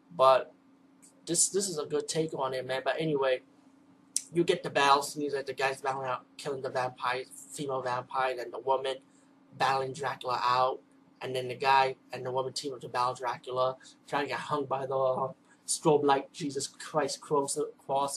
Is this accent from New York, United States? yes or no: yes; New York City, New York, United States; I'm from the East Coast, from the Bronx of New York.